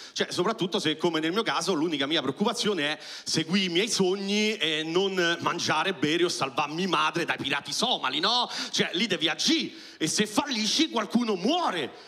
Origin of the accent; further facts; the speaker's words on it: Rome, Lazio, Italy; io sono nato a Roma